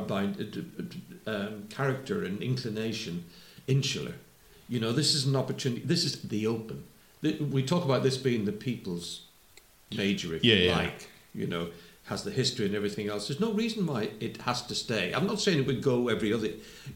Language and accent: English; Belfast, Northern Ireland, United Kingdom; when I was growing up in Belfast